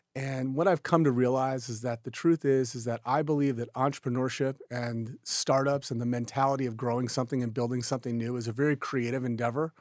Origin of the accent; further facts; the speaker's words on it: Houston, Texas, United States; also born or lived in Austin, Texas; So I'm from Houston originally, Houston, Texas